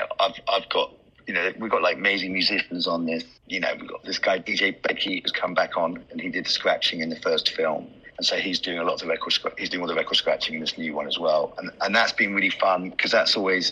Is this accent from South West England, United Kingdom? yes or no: no; London, United Kingdom; being from London